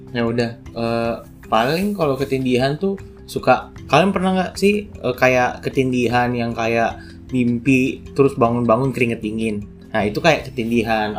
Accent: Manado, North Sulawesi, Indonesia; moved away as an adult; now in Jakarta, Indonesia; Jadi aku aslinya dari Manado, kan. Terus, uh, dari S D sampai S M A di Manado

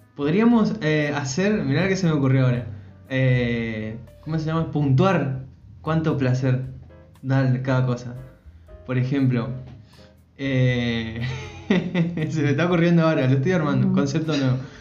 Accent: Formosa, Argentina; moved away; cerca de mi casa, allá en Formosa

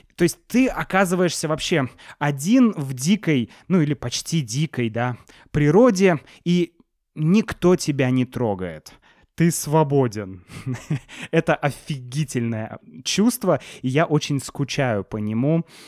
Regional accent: Saint Petersburg, Russia; мы из Санкт-Петербурга, вот туристы

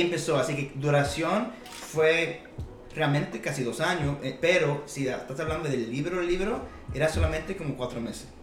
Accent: Atlanta, Georgia, United States; nací aquí en Atlanta, Georgia, pero soy cubano

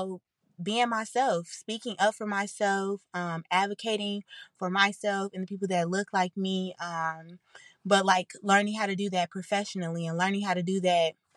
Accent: Chicago, Illinois, United States; accent: country; I'm from the south side of Chicago

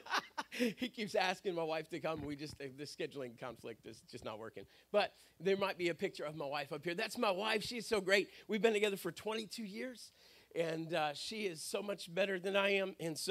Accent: Pittsburgh, Pennsylvania, United States; moved away; I grew up in Pittsburgh, Pennsylvania

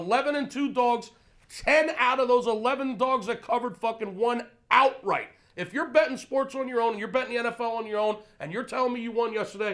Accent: Pennsylvania, United States; I'm from Pennsylvania.

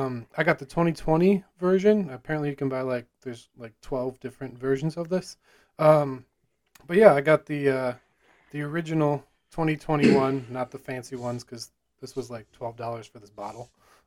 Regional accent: Illinois, United States; It's from Noon Whistle, probably one of the better breweries from my hometown.

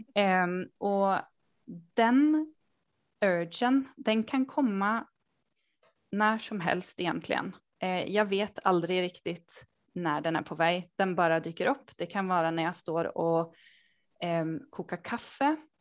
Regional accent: Sweden; also born or lived in Norway / Denmark; jag bor och kommer från Sverige. Eh, jag har finska föräldrar

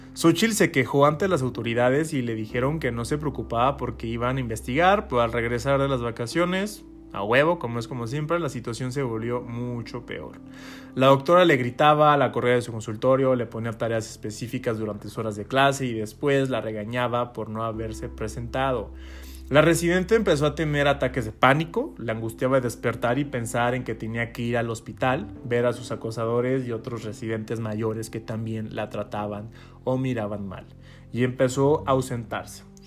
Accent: San Luis Potosí, Mexico; Yo soy de San Luis Potosí

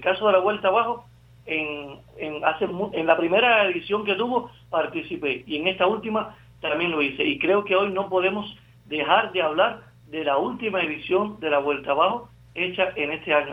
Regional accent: Cuba; somos los cubanos

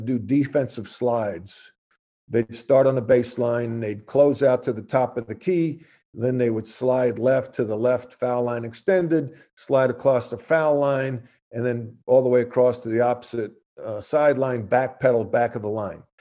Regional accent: New York, United States; growing up in New York, playing in the park

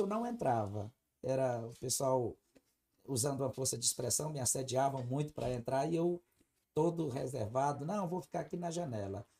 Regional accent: Araioses, Maranhão, Brazil; now in Brasília, Brazil; eu sou natural do estado do Maranhão. Uhum. Eu sou maranhense. Eu nasci em uma pequenina cidade chamada Araioses, no estado do Maranhão

